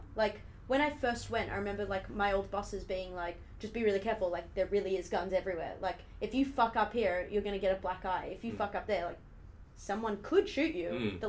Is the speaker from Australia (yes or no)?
yes; Australia; growing up in Australia my whole life